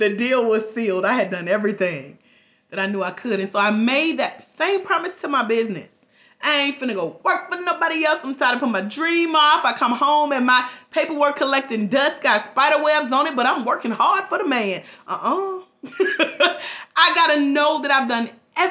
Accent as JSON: {"language": "English", "region": "Georgia", "country": "United States", "said": "I'm from Georgia."}